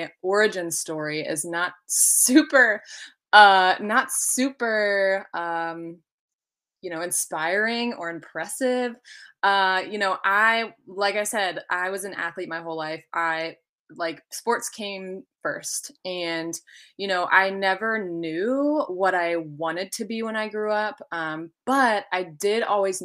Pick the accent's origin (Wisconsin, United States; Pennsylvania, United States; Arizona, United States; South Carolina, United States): Pennsylvania, United States; Hummelstown; moved away as an adult; also born or lived in Albany, New York; now in North Carolina, United States; So I was born and raised in Hummelstown, Pennsylvania.